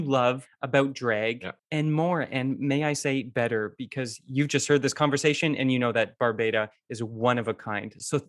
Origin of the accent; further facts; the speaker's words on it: Saskatoon, Saskatchewan, Canada; distinct memory of there being a big billboard by one of the restaurants we frequented as a child growing up in Saskatoon.